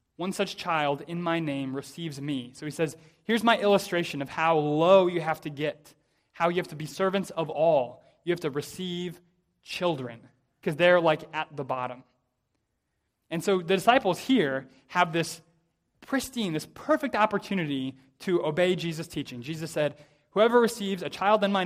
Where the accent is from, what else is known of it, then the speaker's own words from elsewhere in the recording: United States; I say this as an American, pretty typically American